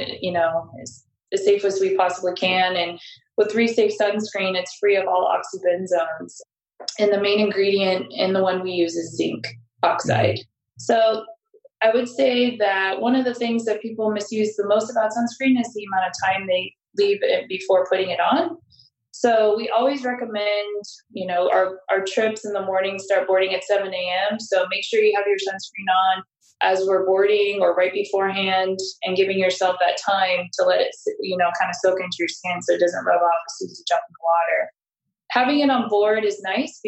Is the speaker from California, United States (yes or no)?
yes; San Diego, California, United States; now in Maui, United States; I'm from San Diego, so I am used to warm weather year round